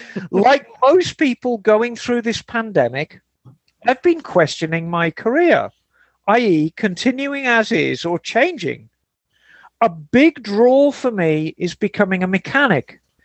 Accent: Glasgow, Scotland, United Kingdom; accent: Glaswegian; I'm a Scotsman from Glasgow, if you like to be precise with the accent, as I know Bagel does.

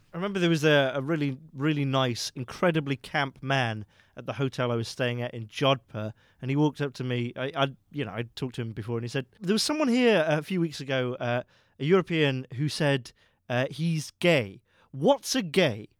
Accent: United Kingdom; I am a British man

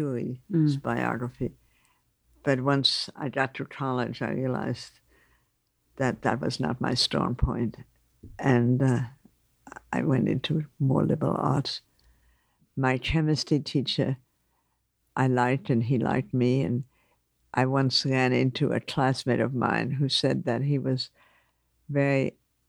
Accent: New York City, New York, United States; also born or lived in Germany; I grew up mainly in Manhattan on Riverside Drive, though I was born in Germany

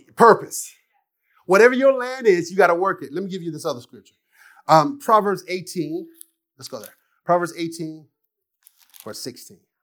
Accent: Jonesboro, Arkansas, United States; I'm from Arkansas, Jonesboro, one single mom, you know, just been raised by my mom and my aunts

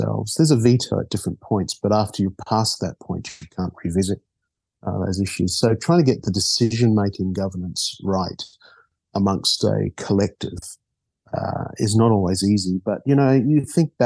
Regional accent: Auckland, New Zealand; moved away as an adult; also born or lived in Australia / Papua New Guinea / Rarotonga; I grew up in Auckland

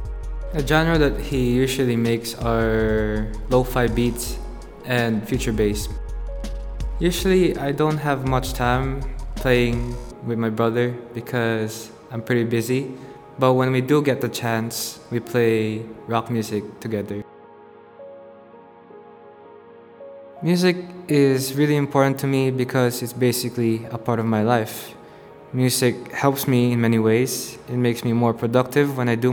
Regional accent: Macau; I'm from Macau, born and raised.

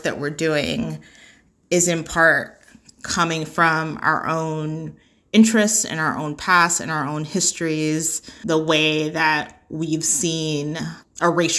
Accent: New York, United States; moved away as an adult; now in Philadelphia, United States; while I am a Black woman in Philadelphia, I am not a Black Philadelphian. I grew up in New York

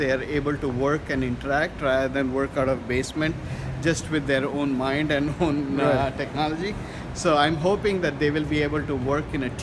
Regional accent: India; moved away as an adult; now in United States; I grew up in India

